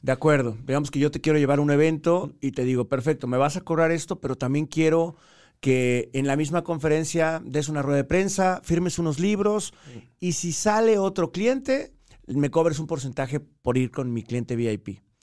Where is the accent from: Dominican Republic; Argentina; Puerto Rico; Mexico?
Mexico; moved away as an adult; also born or lived in Colombia; soy mexicano